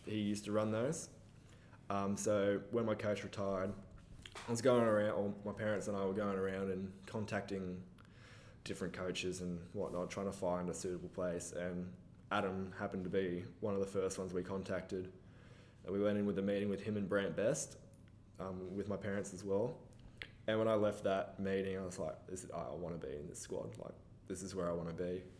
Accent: Falconbridge, New South Wales, Australia; I actually grew up in Falconbridge

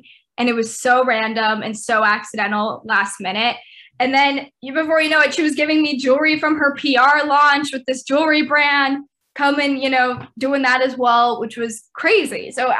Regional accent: the South, United States; now in Texas, United States; growing up in the South, I could never live up north.

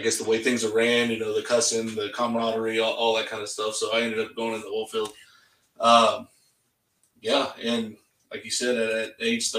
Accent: Bronte, Texas, United States; So I grew up in Bront, Texas. It was like population like 700

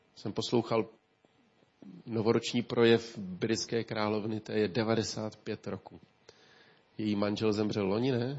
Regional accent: Ústí, Czechia; Já si pamatuju jako kluk, když eh, tady v Ústí

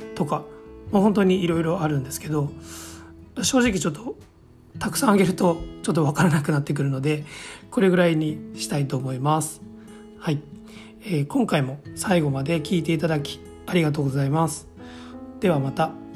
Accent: Kansai, Japan; accent: Kansai-ben; 私はネイティブの関西人なので無意識に使っていますが

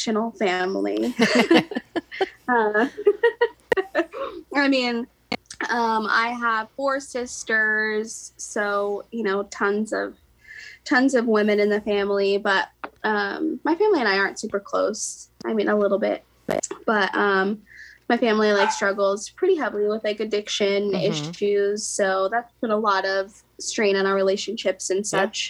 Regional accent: Independence, Missouri, United States; also born or lived in St. Louis, Missouri / Kansas City; I'm from Independence, Missouri. So that is loaded. Yeah, I grew up in Independence

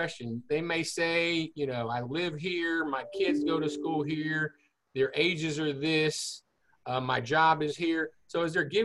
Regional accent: Houston, Texas, United States; I grew up in the Clear Lake area. I'm a Clear Lake High graduate.

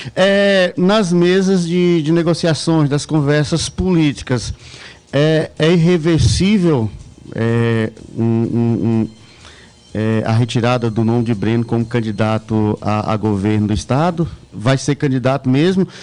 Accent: Montes Claros, Minas Gerais, Brazil; Eu sou de Montes Claros, Minas Gerais, norte de Minas

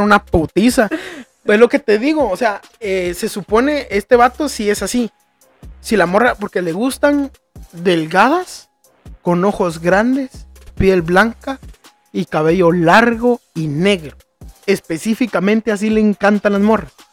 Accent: Antigua Guatemala, Sacatepéquez, Guatemala; moved away; ahí nací, crecí en Antigua. Para los que no saben, es una ciudad en, cerca de la capital que es patrimonio de la humanidad.

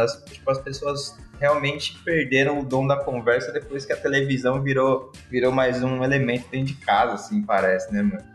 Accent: Osasco, São Paulo, Brazil; Eu sou japonês descendente de japonês, e que morou em Osasco.

